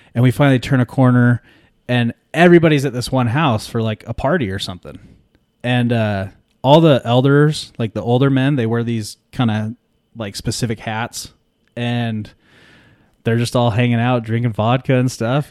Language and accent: English; California, United States